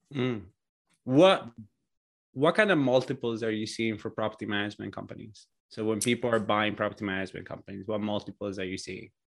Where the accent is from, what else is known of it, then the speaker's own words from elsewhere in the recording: Italy; now in United States; I immigrated to the states from Italy